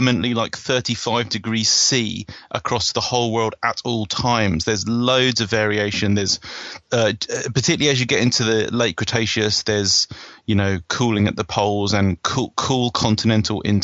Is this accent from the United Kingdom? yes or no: yes; United Kingdom; as a British person